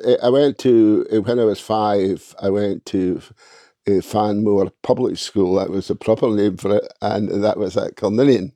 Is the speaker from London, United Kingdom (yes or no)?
no; Fanmore, Torloisk, Isle of Mull, Scotland, United Kingdom; moved away; also born or lived in Oban / Crieff / Perth; I was born at Fynmore, Toloisk